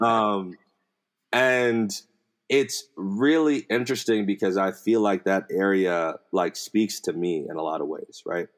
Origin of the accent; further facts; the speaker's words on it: United States; I grew up in America my whole life.